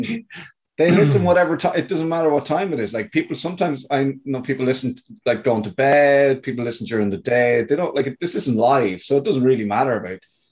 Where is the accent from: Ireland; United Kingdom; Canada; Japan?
Ireland; Athlone, Midlands; Where I grew up in Athlone in the Midlands